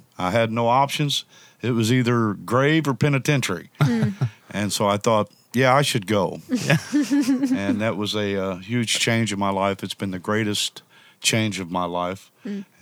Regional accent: Indianapolis, Indiana, United States; moved away as an adult; also born or lived in Chicagoland area, Illinois; Grew up in Indianapolis. About 33 years old, I moved from Indianapolis up to the Chicagoland area

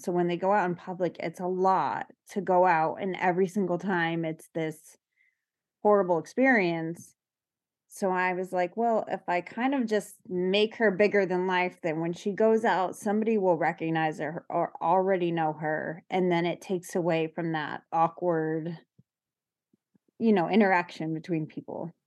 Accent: New York, United States; I'm from New York

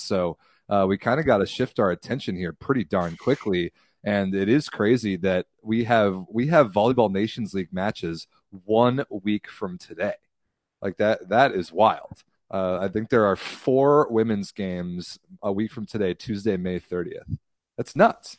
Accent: United States; I'm American

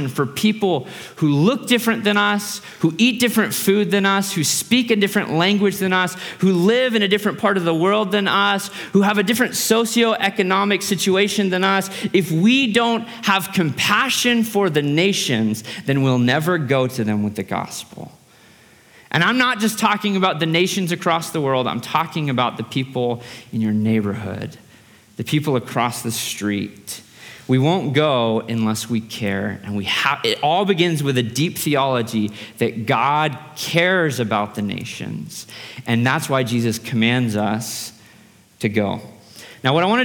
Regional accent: United States; As an American

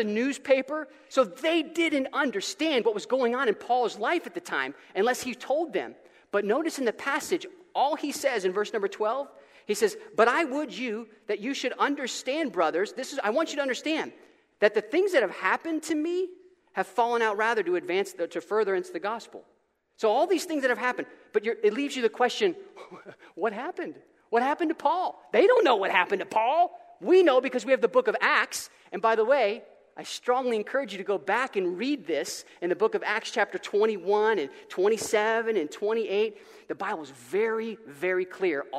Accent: Florida, United States; I'm from Florida

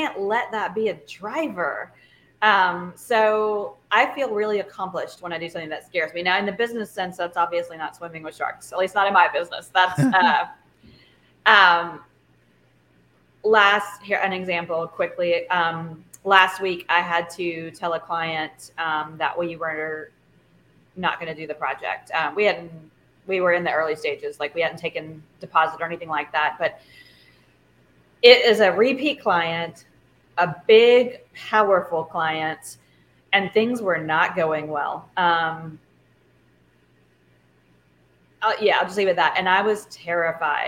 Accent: Louisiana, United States; I'm from Louisiana.

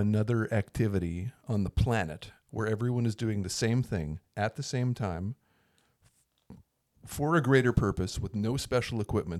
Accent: Winnipeg, Manitoba, Canada; I grew up outside of Winnipeg, Manitoba, Canada, way up north, where every guy my age certainly played hockey

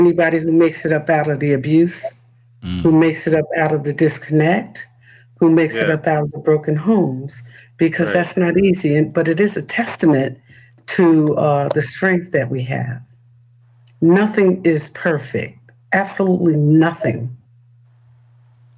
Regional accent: Newark, New Jersey, United States; I grew up in the city. I'm a city kid. I'm from the Bricks.

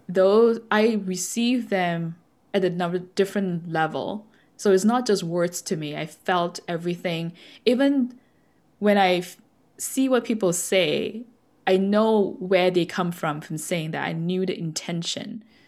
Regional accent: Malaysia; I was born in Malaysia, so we uh, brought up with the Buddhist uh, teaching

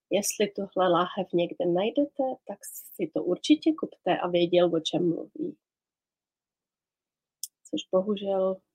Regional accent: Prague, Czechia; also born or lived in London; now in Islay, United Kingdom; my jsme tady v Češky dvě, abys věděl. {S1} Obě no, z no. {S2} Prahy. A obě z Prahy šest.

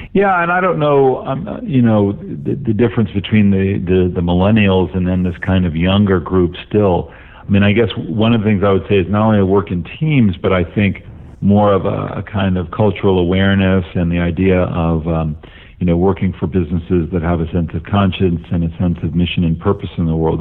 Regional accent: Los Angeles, California, United States; I had identity growing up in Los Angeles

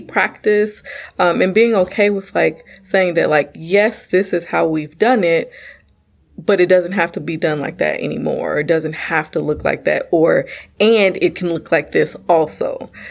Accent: United States; I am a black woman born and raised in America.

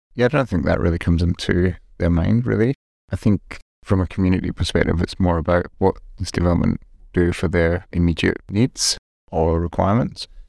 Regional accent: Glasgow, Scotland, United Kingdom; moved away; I grew up in Scotland, um, in Glasgow.

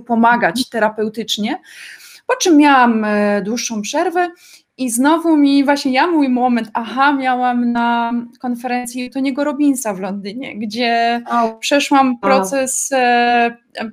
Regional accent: Zabrze, Silesian Voivodeship, Poland; now in Germany; jestem z mojej miejscowości, jestem z Zabrza na Śląsku i mieszkam teraz w Niemczech

